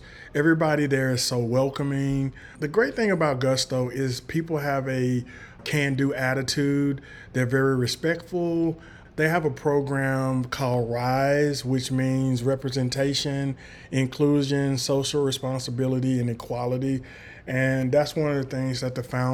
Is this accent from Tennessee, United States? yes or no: yes; Chattanooga, Tennessee, United States; now in Middle Tennessee, United States; I grew up in a little place called Chattanooga, Tennessee, in that area.